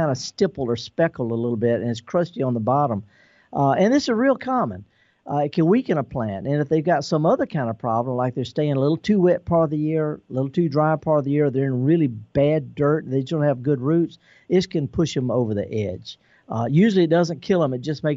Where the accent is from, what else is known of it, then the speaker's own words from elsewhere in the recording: Mississippi, United States; I'm born and raised in Mississippi. I'm a Mississippi son.